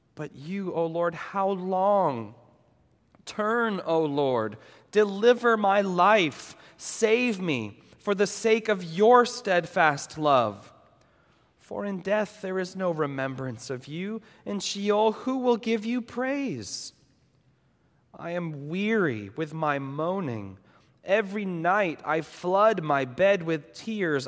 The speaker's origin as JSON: {"language": "English", "region": "New England", "country": "United States", "tie": "born or raised there", "moved": "yes", "lives_now": "Los Angeles, United States", "said": "I grew up in New England"}